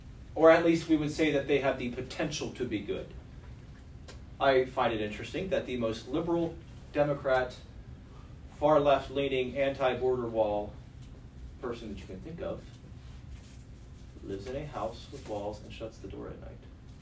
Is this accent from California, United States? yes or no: no; Stamford, Connecticut, United States; Whether I'm spending Shabbat in Washington, D.C., or in my hometown of Stamford, Connecticut